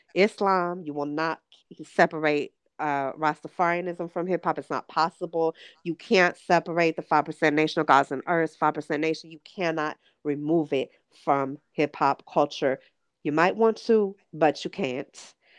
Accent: Los Angeles, California, United States; born and raised in Los Angeles.

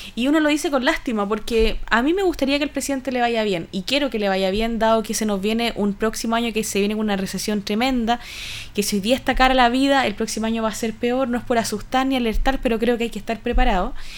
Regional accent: Chile

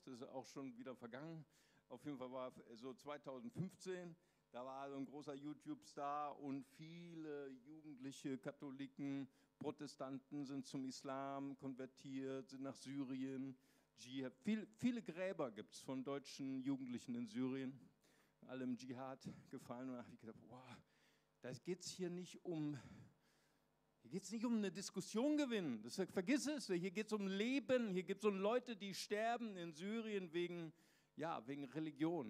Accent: Recife, Pernambuco, Brazil; moved away; ich bin geboren in Brasilien, in Recife

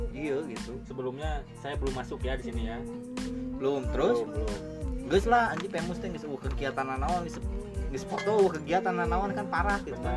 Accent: Cimahi, West Java, Indonesia; now in Cicalengka, Indonesia; Dulu waktu saya merantau dari Cimahi ke Cicalengka itu saya dipertemukan sama anak-anak ini di sekolah yang sama

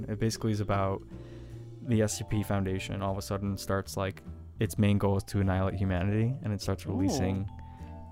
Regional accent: New York, United States; I'm from New York

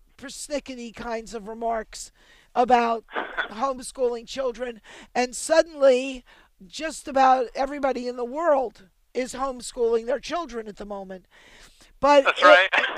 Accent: Baltimore, Maryland, United States; I was born in Baltimore

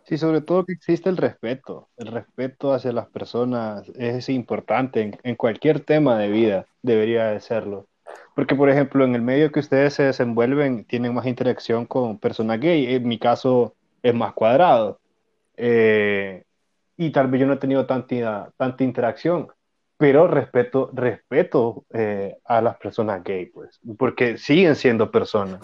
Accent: Honduras

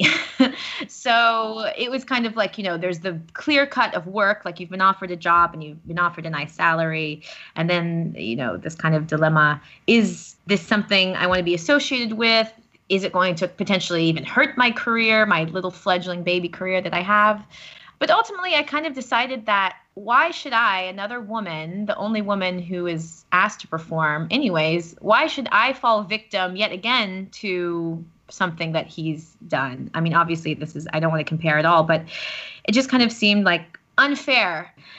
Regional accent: United States; now in Paris, France; I'm American, if you couldn't tell by my voice by this point.

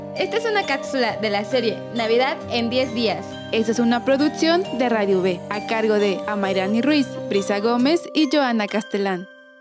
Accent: France; Spanish is a second language; moved away; soy de Francia

